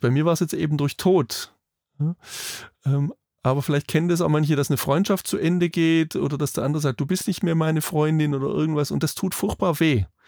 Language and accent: German; Germany; bei uns in Deutschland